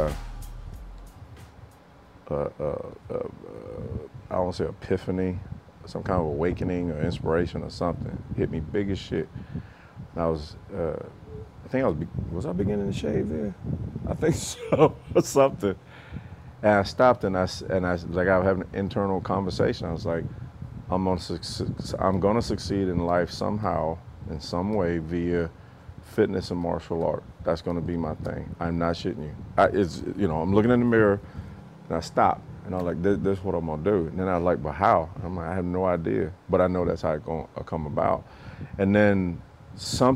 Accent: Camp Hill, Alabama, United States; moved away as an adult; I'm from Camp Hill, Alabama. I know exactly what it's like here

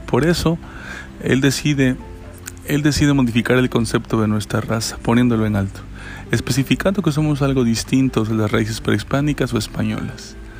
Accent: Mexico; nos identifica como mexicanos y mexicanas

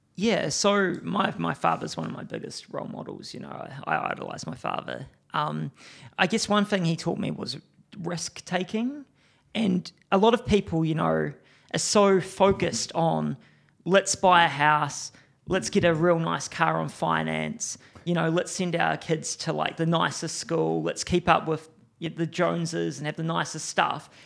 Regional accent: Timaru, Canterbury, New Zealand; I grew up in Timaru

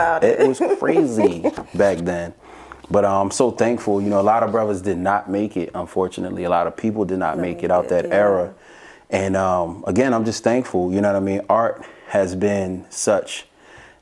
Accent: Philadelphia, Pennsylvania, United States; I'm from North Philly

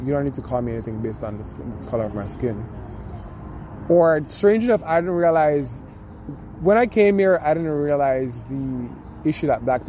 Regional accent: Jamaica; now in United States; Growing up in Jamaica

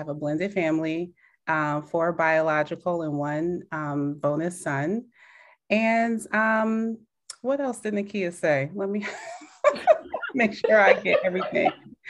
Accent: New Jersey, United States; moved away; also born or lived in North Carolina; I am also a North Carolina resident, originally from Jersey. Yes. Shout out to Jersey.

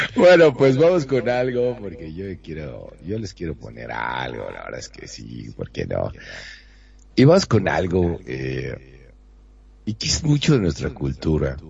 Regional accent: Monterrey, Nuevo León, Mexico; soy de pueblo, soy de Monterrey, soy de rancho

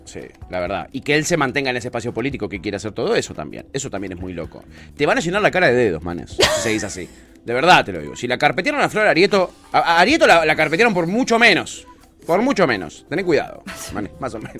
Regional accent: Ezeiza, Buenos Aires Province, Argentina; en Ezeiza, de donde yo soy oriundo, yo tengo eh, eh, amigos de la infancia

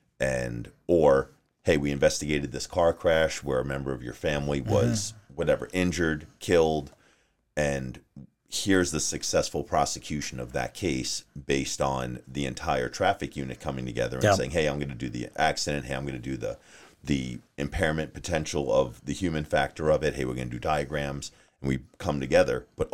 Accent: Long Island, New York, United States; moved away as an adult; also born or lived in Maine; now in Arizona, United States; I'm originally from New York. Okay. So I grew up on Long Island.

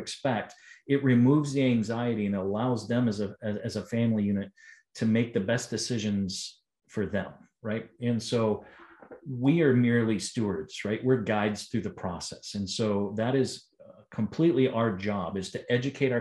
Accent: Ohio, United States; moved away as an adult; I've had the opportunity to be born and raised in Ohio

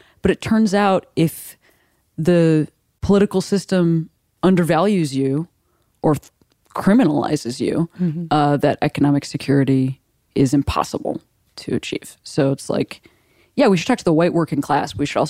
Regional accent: Midwest, United States; Like, I am from the Midwest. I live on the West Coast now

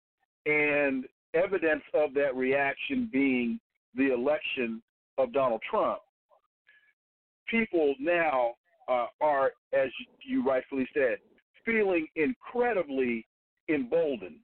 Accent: Sacramento, California, United States; I'm from Sacramento

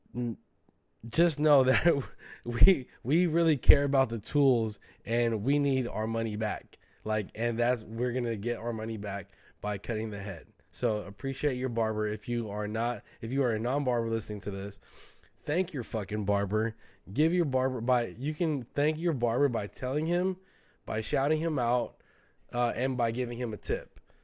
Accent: the Bay Area, California, United States; we're from the Bay, bro. Like, we, we're kinda different

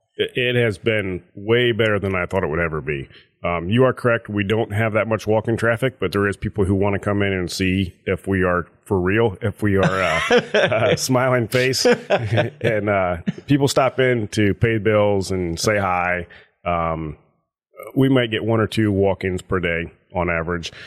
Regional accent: Paulding County, Ohio, United States; So, I was born and raised in Paulding County. I grew up, uh, south of Junction on a dairy farm

